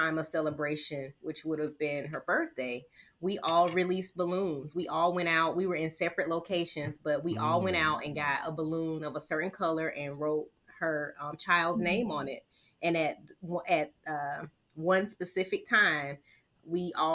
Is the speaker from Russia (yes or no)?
no; the South, United States; I'm from the South.